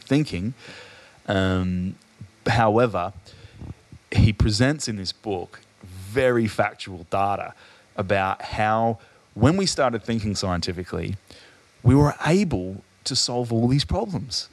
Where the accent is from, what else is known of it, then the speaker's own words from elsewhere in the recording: Adelaide, South Australia, Australia; moved away; I'm from Adelaide originally